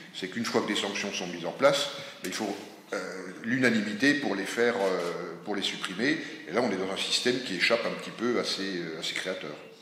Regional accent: France; nous, en tant que Français

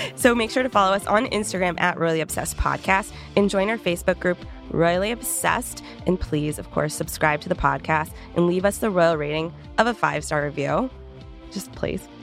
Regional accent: Canada; moved away; I'm from Canada? Where I'm actually gonna be going for the holidays

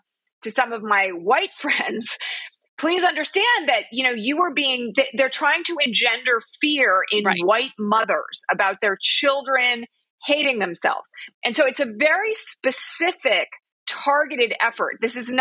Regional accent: Bucks County, Pennsylvania, United States; now in California, United States; I'm originally from Bucks County, Pennsylvania

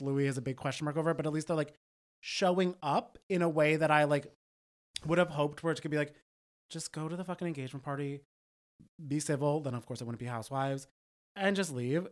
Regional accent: New Jersey, United States; I am from Jersey. I went to the same public schools that all of this cast

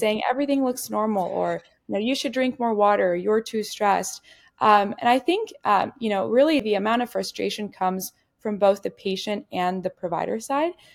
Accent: Ciudad Juárez, Chihuahua, Mexico; growing up in Juarez, Mexico

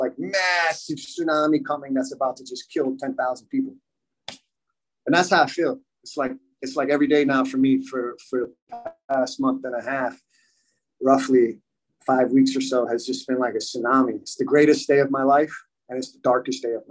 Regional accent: United States; also born or lived in Miami / Germany; I was born and raised here in the United States

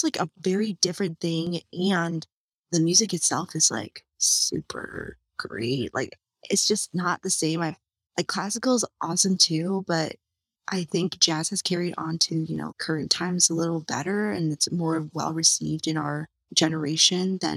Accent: Michigan, United States; Was born in Michigan. I grew up in Michigan, stayed in Michigan for school, you know, Michigan girl through and through

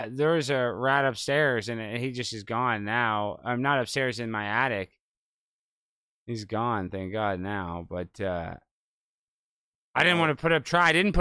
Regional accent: Highland Park, United States; I grew up in Highland Park with all these super rich kids

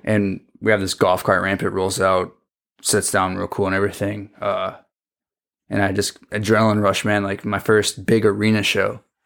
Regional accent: Fremont, Michigan, United States; moved away as an adult; also born or lived in Milwaukee; born and raised in Fremont, Michigan.

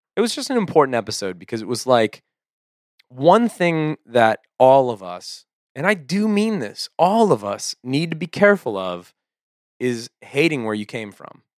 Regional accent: United States; we're so American

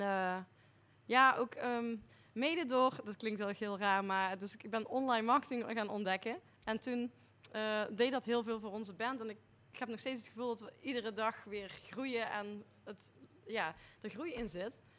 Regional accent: Nederweert, Limburg, Netherlands; ik kom eigenlijk uit Nederweert

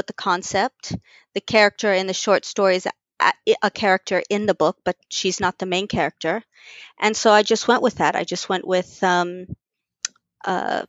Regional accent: Texas, United States; Texas. Which is my home state

